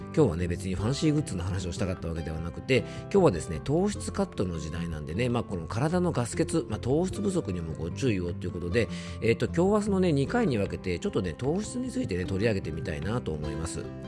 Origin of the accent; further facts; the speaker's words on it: Yamanashi, Japan; 地元山梨では